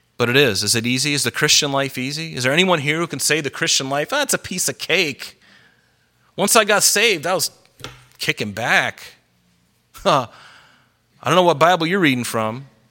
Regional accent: United States; I'm American

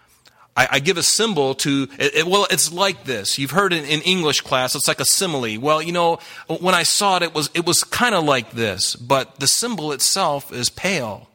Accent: the South, United States; I grew up in the South

